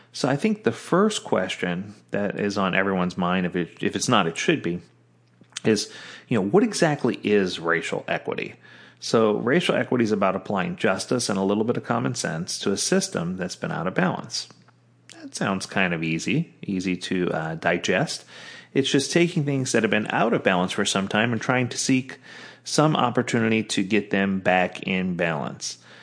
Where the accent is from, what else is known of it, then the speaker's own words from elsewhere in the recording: the South, United States; growing up in the South, where there was lots of racial injustice going both ways